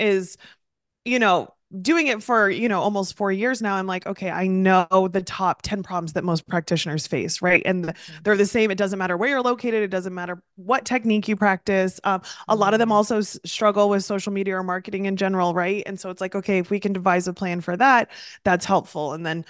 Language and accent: English; Midwest, United States; now in East Coast, United States; So I also am originally from the Midwest, moved to the East Coast